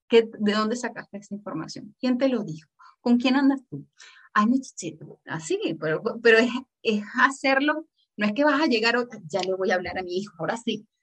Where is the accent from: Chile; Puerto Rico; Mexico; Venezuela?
Venezuela; yo soy de Venezuela